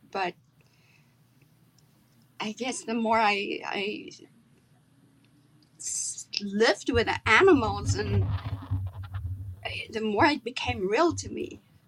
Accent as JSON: {"language": "English", "town": "Rustenburg", "region": "North West", "country": "South Africa", "tie": "born or raised there", "said": "You know, it was really wonderful. It was a small little town. At that point in time, it wasn't even listed on the map."}